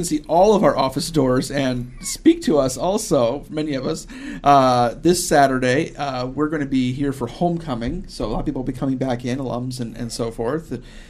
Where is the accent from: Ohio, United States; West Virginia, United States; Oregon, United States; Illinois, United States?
Ohio, United States; Western; Now, I'm from Ohio. I'm also from Western Ohio